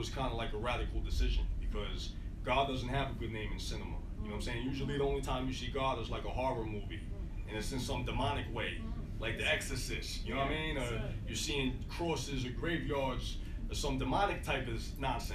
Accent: New York, United States; I grew up in New York with more of my Jamaican family

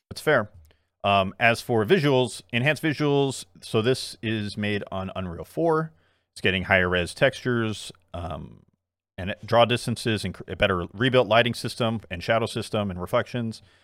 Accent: South Korea; moved away; my home country, South Korea

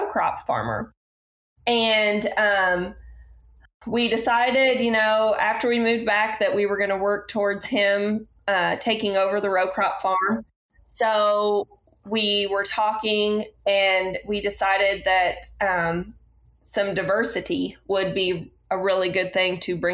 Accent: Zanesville, Ohio, United States; I grew up in Zanesville, Ohio

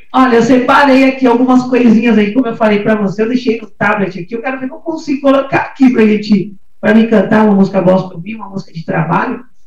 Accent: São Paulo, Brazil; now in Guarulhos, Brazil; nasci aqui em São Paulo mesmo, né, nasci no Cambuci

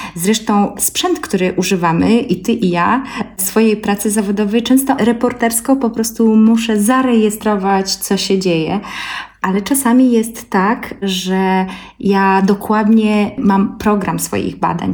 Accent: Belarus; now in Poland; mieszkam w Polsce, a pochodzę z Białorusi, znam polski, białoruski, rosyjski

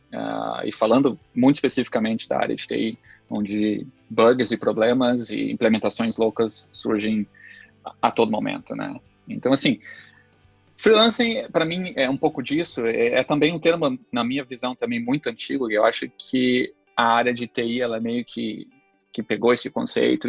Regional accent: São Leopoldo, Rio Grande do Sul, Brazil; also born or lived in Passo Fundo; eu sou natural da cidade de Passo Fundo, aqui no próprio Rio Grande do Sul, é, e vivo já desde muito pequeno na cidade de São Leopoldo

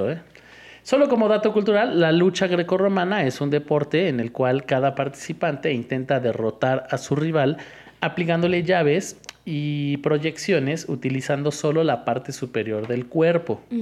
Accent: Iztapalapa, Mexico City, Mexico; porque soy de Iztapalapa

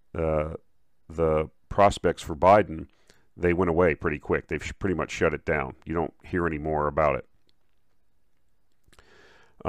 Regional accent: Minnesota, United States; now in Texas, United States; I'm from Minnesota, uh, I live in Texas, obviously, now

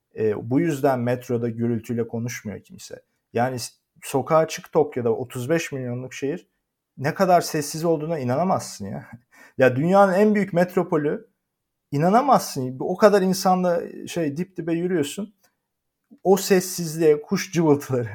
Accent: Turkey; moved away as an adult; also born or lived in Netherlands; now in Japan; ben bugün bir Türk olarak Türk, Türkiye'den dışarı çıktığım zaman gittiğim her yerde yabancıyım

